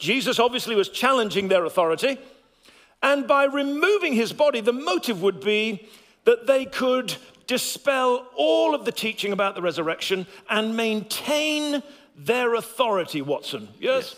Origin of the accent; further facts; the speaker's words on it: England, United Kingdom; my voice may become a little bit posher as an Englishman